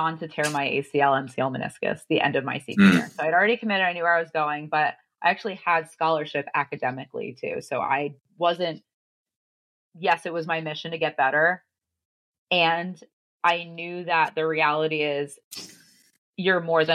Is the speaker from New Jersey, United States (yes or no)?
yes; New Jersey, United States; moved away as an adult; also born or lived in Connecticut; I grew up in New Jersey